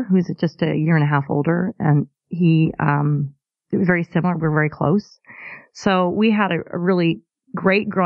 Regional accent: Corvallis, Oregon, United States; moved away; also born or lived in Richland, Washington; I was born in Corvallis, Oregon. And I grew up there, and then we moved to Eastern Washington in Richland in the Tri-Cities.

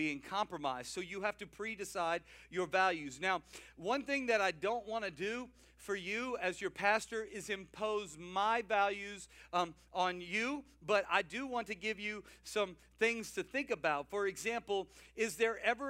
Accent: South Louisiana, United States; I'm from South Louisiana.

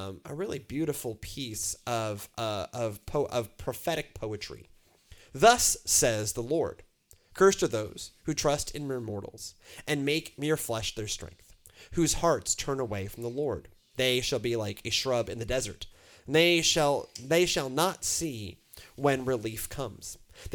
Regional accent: Houston, Texas, United States; I'm from Houston.

